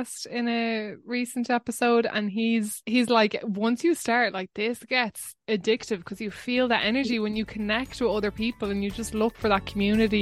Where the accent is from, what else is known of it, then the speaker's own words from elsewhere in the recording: Wexford, Leinster, Ireland; I grew up in Wexford, but I was very close to this place called Greig na Mana